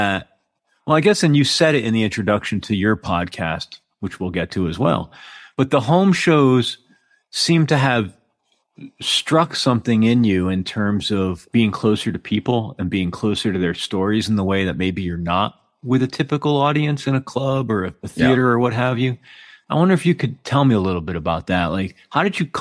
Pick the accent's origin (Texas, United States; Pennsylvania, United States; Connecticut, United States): Connecticut, United States; outside of New Haven; also born or lived in New York; I grew up outside of New Haven, so I know that neck of the woods.